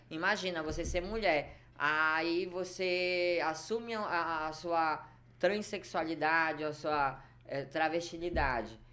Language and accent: Portuguese; Belém, Pará, Brazil; Eu nasci em Belém do Pará.